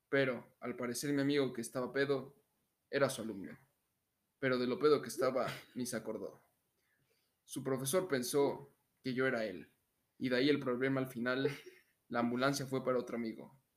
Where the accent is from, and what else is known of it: Mexico